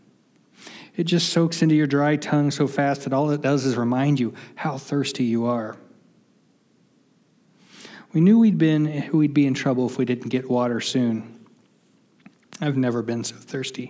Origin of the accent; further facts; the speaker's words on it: West Virginia, United States; now in Arizona, United States; growing up in West Virginia